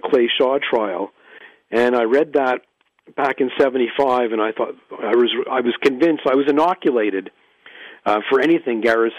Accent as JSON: {"language": "English", "town": "Montreal", "region": "Quebec", "country": "Canada", "tie": "born or raised there", "moved": "yes", "lives_now": "Ottawa, Canada", "said": "my hometown, Montreal"}